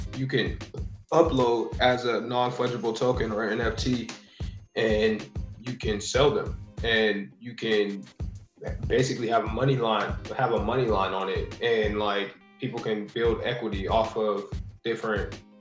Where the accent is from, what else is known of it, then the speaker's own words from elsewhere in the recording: near the Pennsylvania border, eastern Ohio, United States; now in Columbus, United States; Pittsburgh is probably like an hour and 20 from my hometown. Okay because it's like right there on the border of PA